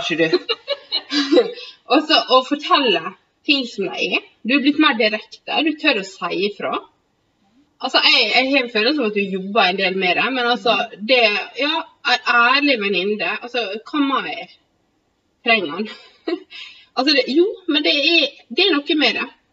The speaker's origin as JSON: {"language": "Norwegian", "town": "Sykkylven", "region": "Møre og Romsdal", "country": "Norway", "said": "Vi er fra samme bygd"}